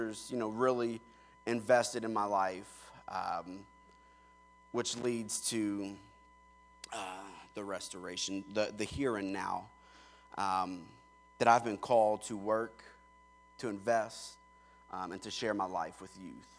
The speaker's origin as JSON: {"language": "English", "region": "Kentucky", "country": "United States", "tie": "born or raised there", "also_born_or_lived": "Pennsylvania", "said": "we moved to Kentucky, where my mom's side of the family's from"}